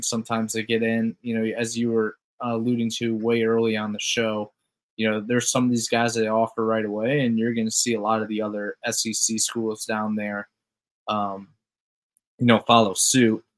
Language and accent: English; Toledo, Ohio, United States; where I grew up in Toledo